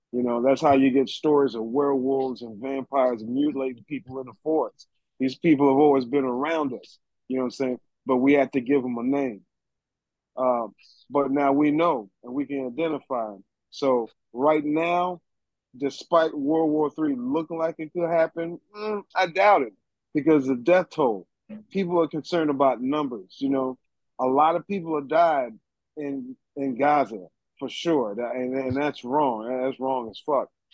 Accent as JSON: {"language": "English", "country": "United States", "said": "I am an American."}